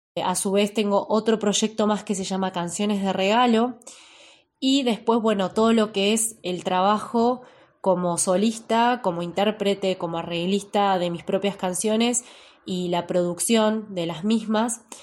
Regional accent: Ushuaia, Tierra del Fuego, Argentina; moved away as an adult; now in La Plata, Argentina; nacida en la ciudad de Ushuaia, Hace 14 años me vine a la ciudad de La Plata a realizar mis estudios

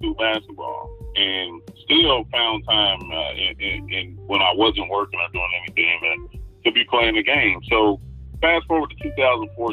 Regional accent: Dayton, Ohio, United States; I grew up in Dayton, Ohio.

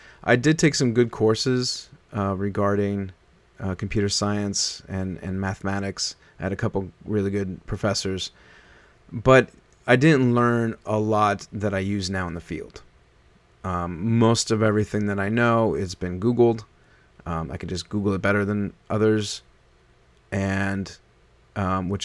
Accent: Omaha, Nebraska, United States; moved away as an adult; also born or lived in New York; my formative years in like high school and stuff like that, and junior high and even late grade school, that was all Nebraska.

